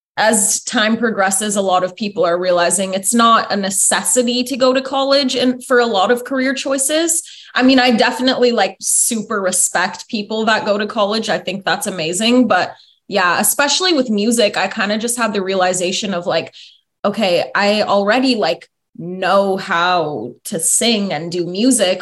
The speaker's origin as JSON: {"language": "English", "town": "Foster City", "region": "California", "country": "United States", "tie": "born or raised there", "also_born_or_lived": "Pleasanton / Danville", "said": "I was born in Foster City and then I grew up around Foster City, San Mateo, like all around the peninsula"}